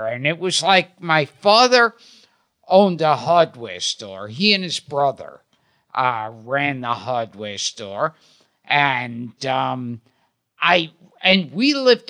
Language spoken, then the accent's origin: English; New York City, New York, United States; I was born in Coney Island.